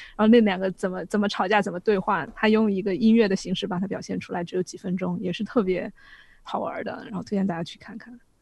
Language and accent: Chinese; Sichuan, China; accent: Sichuanese; 我们四川话